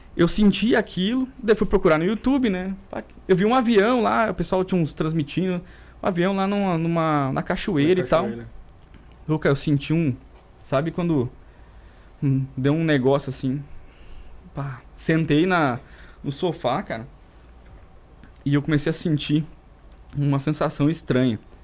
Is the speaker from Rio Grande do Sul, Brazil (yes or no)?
yes; interior of Rio Grande do Sul, Brazil; first language Portuguese; vim lá do interior do Rio Grande do Sul